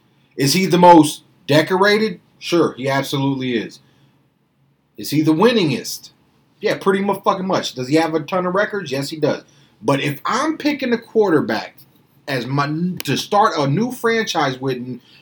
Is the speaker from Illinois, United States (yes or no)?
yes; Chicago, Illinois, United States; I guess the Bears because I'm from Chicago